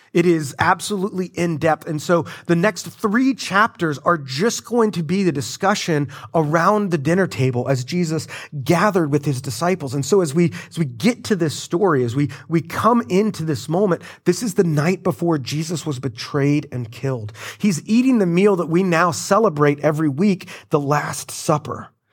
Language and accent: English; Florida, United States; I'm from Florida